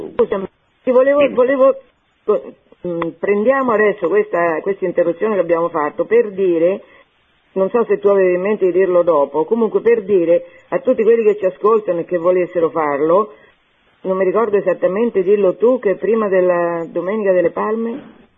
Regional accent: Fabriano, Marche, Italy; sono di Fabriano

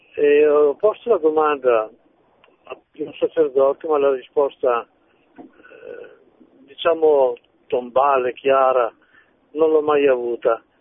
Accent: province of Parma, Emilia-Romagna, Italy; Io sono della provincia di Parma, sono emiliano

